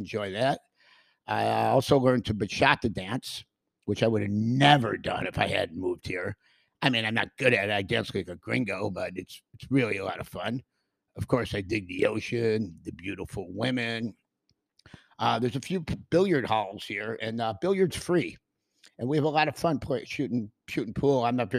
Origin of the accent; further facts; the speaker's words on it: Western New York, United States; moved away as an adult; I'm from Western New York, and we have a fantastic sense of community there, too.